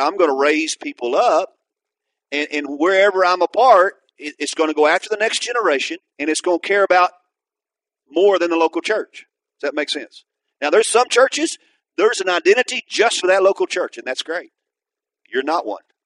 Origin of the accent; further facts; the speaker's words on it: Atoka, Oklahoma, United States; where I went back to start a church was in my hometown